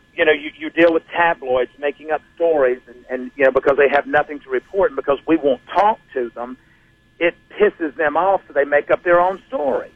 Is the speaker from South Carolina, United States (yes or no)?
yes; South Carolina, United States; I grew up in South Carolina.